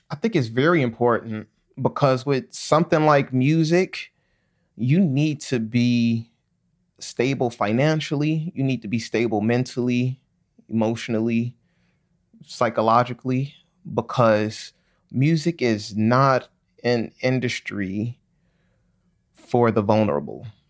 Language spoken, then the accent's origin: English; Chicago, Illinois, United States; growing up in Chicago, most of my family